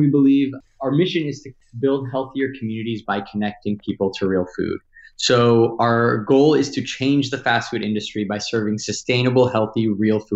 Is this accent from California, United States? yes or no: yes; Los Angeles, California, United States; also born or lived in Washington, D.C.; I grew up here in Los Angeles